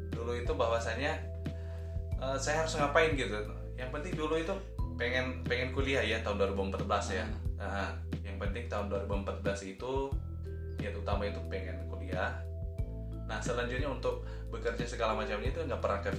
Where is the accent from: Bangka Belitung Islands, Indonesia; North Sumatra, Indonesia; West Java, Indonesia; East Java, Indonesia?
North Sumatra, Indonesia; South Nias; moved away as an adult; now in Tangerang, Indonesia; gue dari Nias. Dari Nias ya. Ah, dari Nias, lebih tepatnya itu di Nias Selatan kali ya.